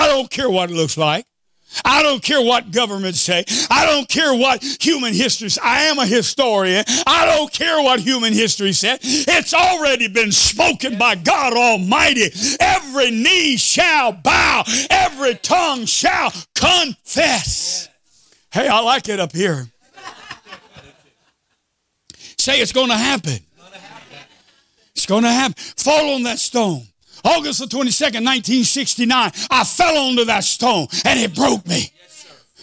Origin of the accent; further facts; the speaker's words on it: United States; I am an American Pentecostal Protestant Christian